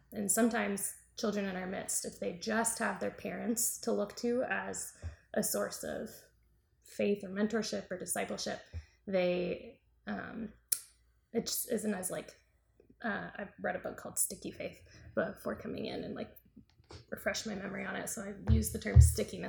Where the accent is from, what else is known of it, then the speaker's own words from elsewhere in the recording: the South, United States; we are both from the South.